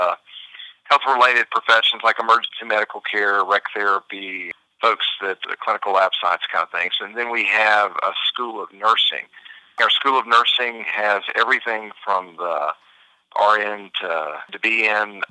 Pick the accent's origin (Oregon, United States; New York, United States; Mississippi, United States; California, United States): Mississippi, United States; Hattiesburg; moved away as an adult; also born or lived in Memphis, Tennessee / Florida; did my undergrad at Southern Miss, and loved those folks down in Hattiesburg, and that was my hometown